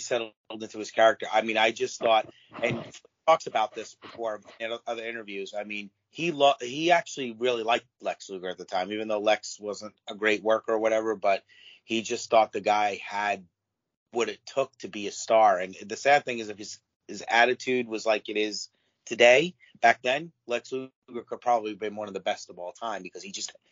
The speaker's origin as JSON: {"language": "English", "region": "Florida", "country": "United States", "tie": "born or raised there", "said": "I grew up in Florida"}